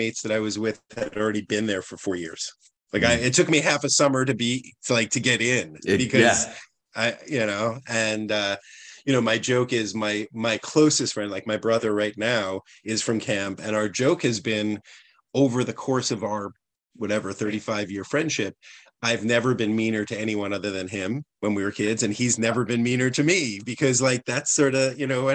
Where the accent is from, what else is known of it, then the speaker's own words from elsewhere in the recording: outside of New York City, United States; moved away as an adult; now in Vermont, United States; I grew up outside of New York City